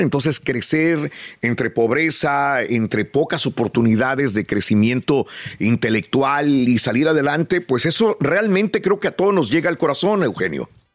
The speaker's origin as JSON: {"language": "Spanish", "town": "Matamoros", "region": "Tamaulipas", "country": "Mexico", "tie": "born or raised there", "said": "Soy nacido en Matamoros, estudié en la escuela eh, Josefina Menchaca hasta el sexto año"}